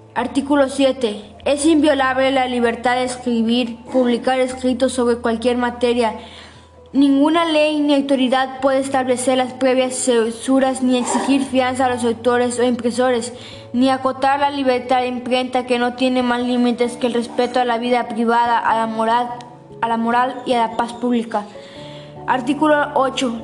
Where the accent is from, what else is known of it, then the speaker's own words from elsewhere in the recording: Mexico; Como mexicanos estamos obligados a conocer las garantías individuales